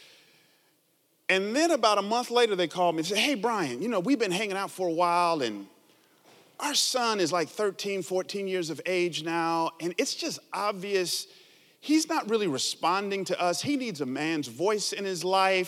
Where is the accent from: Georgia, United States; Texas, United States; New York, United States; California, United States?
Georgia, United States; Atlanta; now in San Jose, United States; I grew up in Atlanta, down south, 70s and 80s